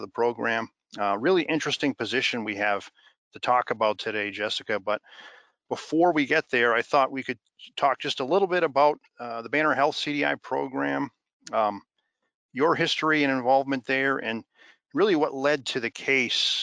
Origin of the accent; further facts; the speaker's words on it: Boston, Massachusetts, United States; accent: Boston